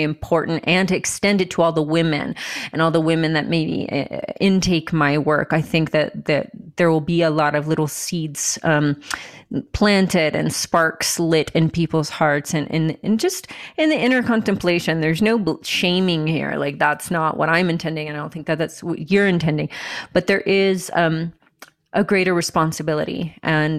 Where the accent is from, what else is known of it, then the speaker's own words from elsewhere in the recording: United States; here we are in America. Like, this is where you were born, I guess. I was born here.